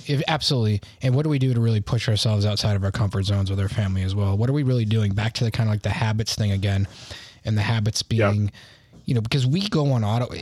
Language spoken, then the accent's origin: English; United States; I'm American